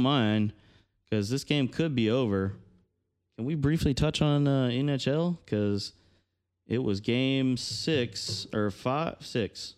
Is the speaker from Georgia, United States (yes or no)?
yes; Georgia, United States; I'm, I'm from Georgia